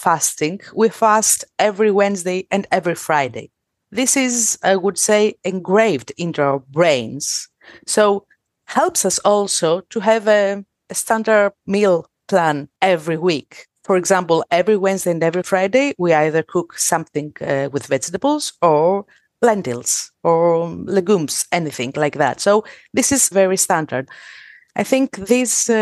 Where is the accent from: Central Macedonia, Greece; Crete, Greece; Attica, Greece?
Central Macedonia, Greece; Thessaloniki; I'm from Greece. I'm from Thessaloniki.